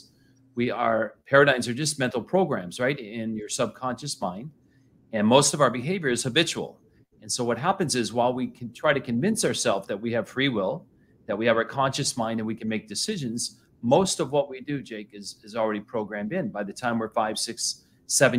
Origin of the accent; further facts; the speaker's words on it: Flint, Michigan, United States; I grew up in Flint, Michigan